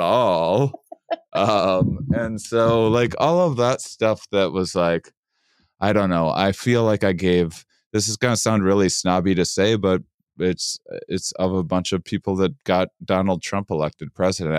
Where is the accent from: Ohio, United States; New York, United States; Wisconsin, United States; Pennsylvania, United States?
Wisconsin, United States; I'm from Wisconsin